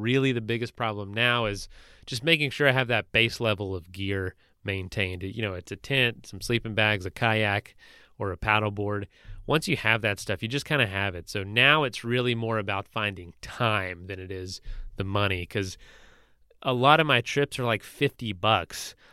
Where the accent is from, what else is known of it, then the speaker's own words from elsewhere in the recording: Florida, United States; I was in Florida where I was from